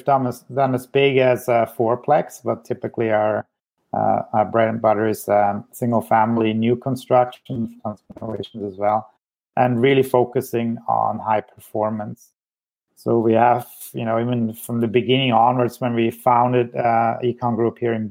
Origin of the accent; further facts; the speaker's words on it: Switzerland; moved away as an adult; also born or lived in Zurich, Switzerland / Ontario, Canada; now in British Columbia, Canada; I was born in Switzerland